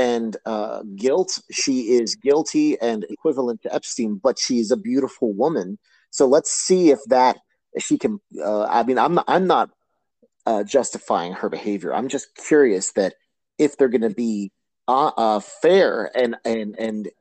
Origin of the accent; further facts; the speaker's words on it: New York City, New York, United States; I grew up in New York City